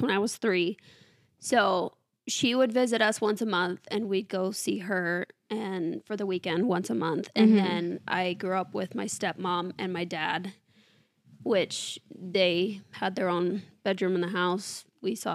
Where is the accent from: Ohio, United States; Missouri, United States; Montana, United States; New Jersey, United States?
Montana, United States; near Missoula; moved away; So I am from Montana. I grew up, it's this little town about an hour outside of Missoula